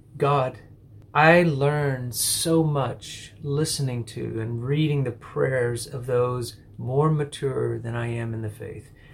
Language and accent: English; an hour and a half from Midland, Texas, United States; moved away as an adult; also born or lived in Singapore; a group of people from my church who drove the hour and a half from my hometown